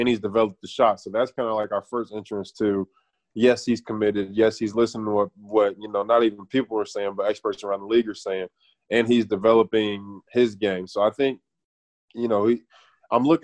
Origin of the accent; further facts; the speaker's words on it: Oklahoma, United States; I'm from Oklahoma